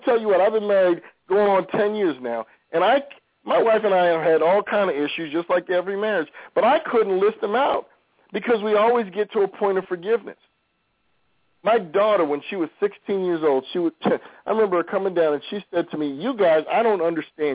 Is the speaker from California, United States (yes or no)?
no; New York, United States; I grew up in New York.